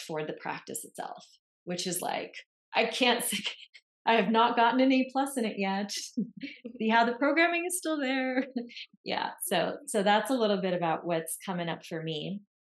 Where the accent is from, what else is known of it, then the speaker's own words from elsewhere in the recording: Lebanon; moved away; I grew up in Lebanon in the Middle East